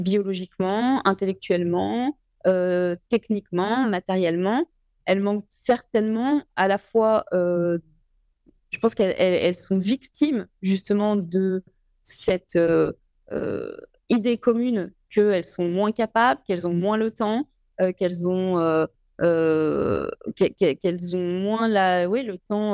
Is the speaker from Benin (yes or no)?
no; Lyon, Auvergne-Rhône-Alpes, France; je suis née à Lyon 8e. J'ai grandi euh, donc dans, un milieu euh, extrêmement privilégié dont j'ai conscience. J'ai grandi dans les Monts d'Or